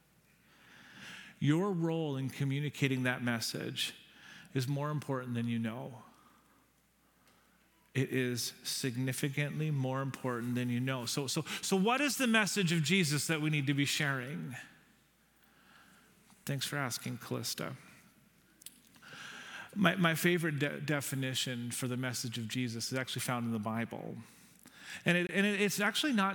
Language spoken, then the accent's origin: English; Nanaimo, British Columbia, Canada; now in Victoria, Canada; I'm from Nanaimo